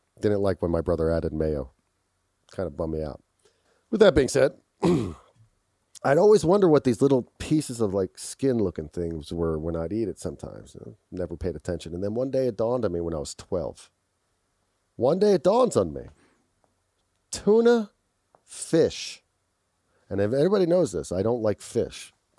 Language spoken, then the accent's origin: English; Philadelphia, Pennsylvania, United States; I grew up in Philadelphia. We had a fireplace.